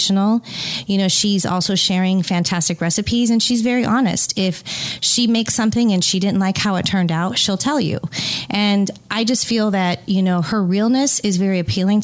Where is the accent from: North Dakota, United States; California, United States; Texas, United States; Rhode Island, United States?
California, United States; I am from California and grew up just an hour outside of wine country